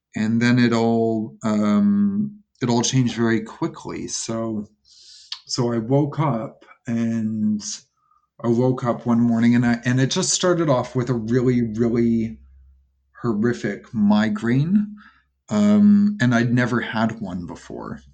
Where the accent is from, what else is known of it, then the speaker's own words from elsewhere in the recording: Toronto, Ontario, Canada; I'm from Toronto, so paddleboarding was really taking off about 10 years ago here